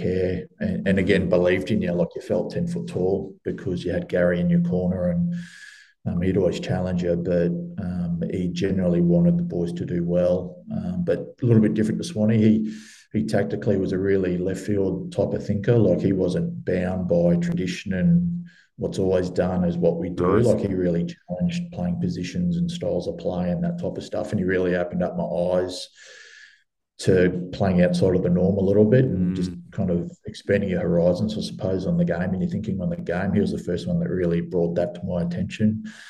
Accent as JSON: {"language": "English", "town": "Gold Coast", "region": "Queensland", "country": "Australia", "tie": "born or raised there", "also_born_or_lived": "Brisbane"}